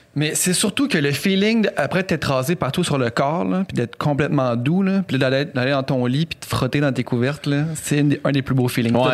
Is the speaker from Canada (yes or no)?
yes; Quebec City, Quebec, Canada; on vient les deux de Québec